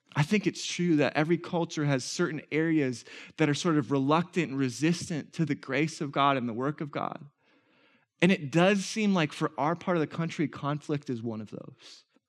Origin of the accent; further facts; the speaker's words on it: Minnesota, United States; we're Minnesotan